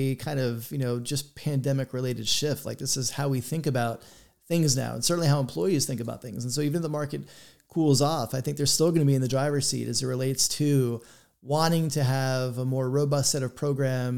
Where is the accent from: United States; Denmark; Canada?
United States; Florida; I grew up in Florida